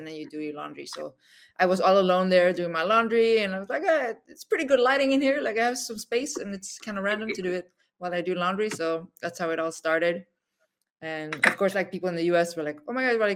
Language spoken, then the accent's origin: English; Sweden; moved away as an adult; also born or lived in South Korea / New York; I was exported to Sweden, imported by Swedish parents, grew up, you know, as a, you know, as an Asian person in Sweden